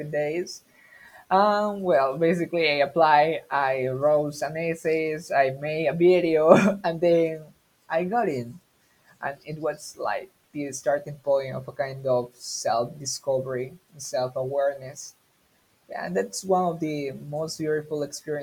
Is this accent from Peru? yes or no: yes; Peru; English is a second language; I'm from Peru.